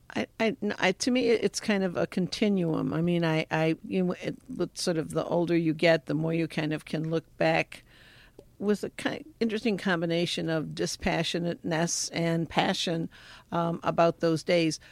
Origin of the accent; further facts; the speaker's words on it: Detroit, Michigan, United States; I grew up in the Detroit Catholic worker movement. My parents, uh, started the Catholic worker in Detroit in nineteen thirty-seven